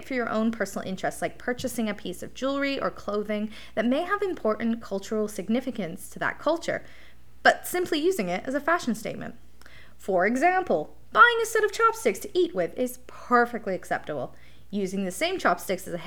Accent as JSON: {"language": "English", "region": "England", "country": "United Kingdom", "tie": "born or raised there", "moved": "yes", "lives_now": "Canada", "said": "growing up in England"}